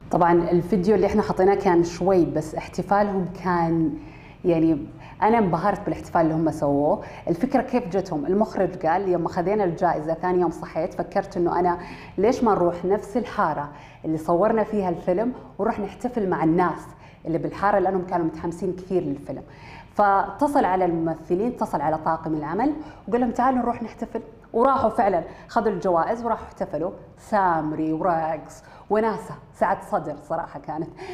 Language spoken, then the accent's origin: Arabic; Saudi Arabia; عندنا بالسعودية